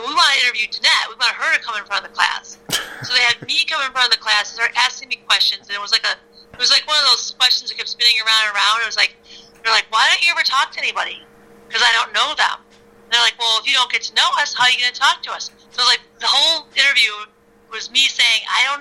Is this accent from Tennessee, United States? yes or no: no; Chicago, Illinois, United States; I grew up in South Side of Chicago.